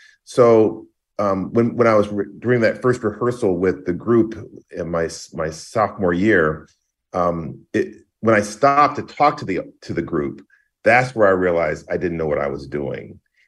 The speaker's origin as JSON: {"language": "English", "town": "Greensboro", "region": "North Carolina", "country": "United States", "tie": "born or raised there", "said": "So I grew up in Greensboro, North Carolina. Both my parents are music teachers."}